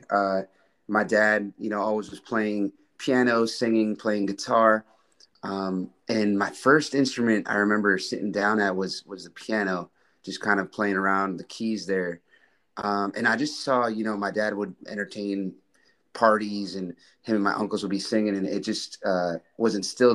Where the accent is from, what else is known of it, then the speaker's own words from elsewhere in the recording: Grafton, Massachusetts, United States; now in Austin, United States; I grew up in Grafton, not far from there.